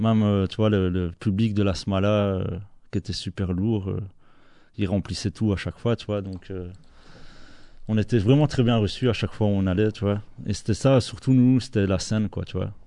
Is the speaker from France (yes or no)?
no; Belgium; on est toujours fiers d'être belge